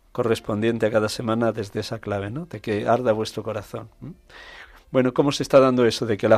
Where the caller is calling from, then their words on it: Linares, Andalusia, Spain; … desde Linares, Jaén. Viva Jaén.